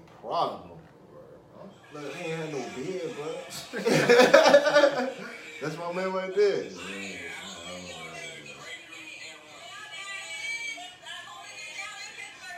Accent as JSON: {"language": "English", "region": "Maryland", "country": "United States", "tie": "born or raised there", "said": "you've been growing up in Maryland too long."}